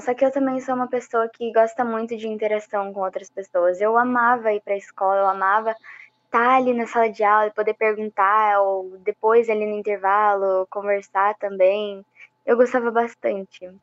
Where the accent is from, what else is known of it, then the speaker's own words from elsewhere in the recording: Minas Gerais, Brazil; moved away; eu tinha acabado de voltar de Minas também, que é onde eu nasci